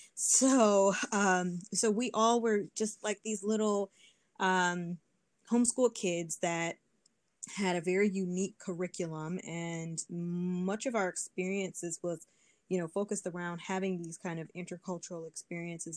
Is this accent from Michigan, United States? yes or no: yes; Detroit, Michigan, United States; growing up in Detroit, we uh, went, me and my siblings, we went to Detroit public schools